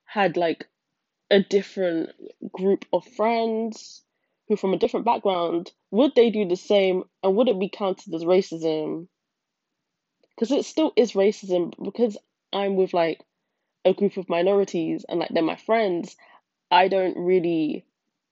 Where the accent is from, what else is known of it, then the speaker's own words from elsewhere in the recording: United Kingdom; being part white and being from Britain